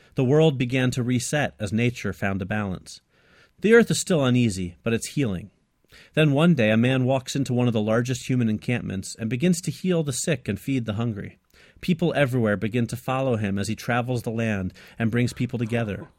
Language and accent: English; Florida, United States; I grew up in Florida